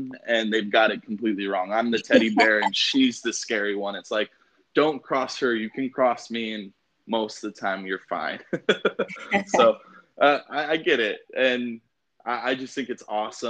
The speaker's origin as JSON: {"language": "English", "town": "Las Vegas", "region": "Nevada", "country": "United States", "said": "I'm also from Vegas"}